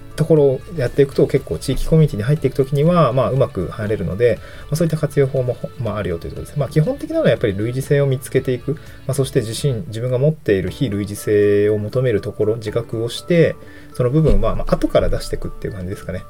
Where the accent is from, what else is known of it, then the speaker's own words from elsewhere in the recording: Niigata, Japan; moved away as an adult; also born or lived in Hirosaki, Aomori / Itabashi, Tokyo / Tokyo; now in Awaji Island, Japan; 生まれは新潟で、あの、柿の種のある亀田町っていうとこですの人です